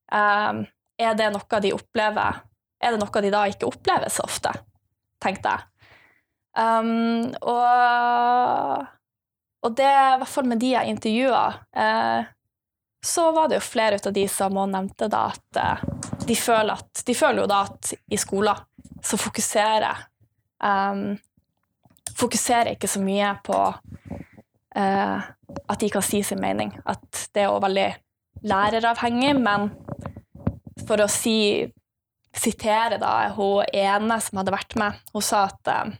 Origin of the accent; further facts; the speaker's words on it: Bodø, Nordland, Norway; jeg kommer fra Bodø. Uh, en av de fineste byene oppe i nord